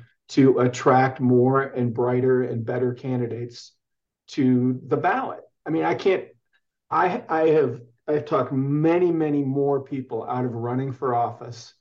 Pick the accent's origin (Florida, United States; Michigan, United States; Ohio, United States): Michigan, United States; Ann Arbor; now in Arizona, United States; as a young man growing up in Ann Arbor, Michigan